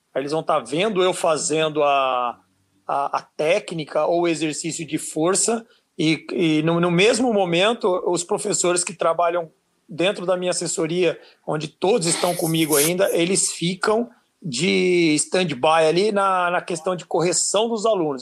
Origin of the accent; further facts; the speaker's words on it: Brazil; nosso dialeto aqui é, de Brasil